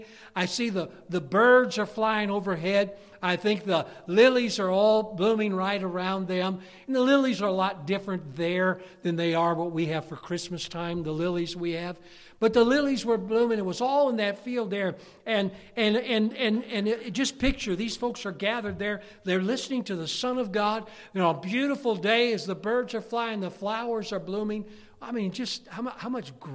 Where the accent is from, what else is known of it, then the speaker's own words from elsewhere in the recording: Pennsylvania, United States; we're from Pennsylvania. It's the mountains